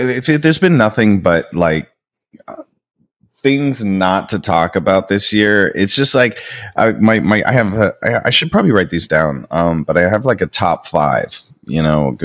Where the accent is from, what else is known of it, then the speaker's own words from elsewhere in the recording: Niagara Falls, Ontario, Canada; also born or lived in Toronto; I grew up in Niagara Falls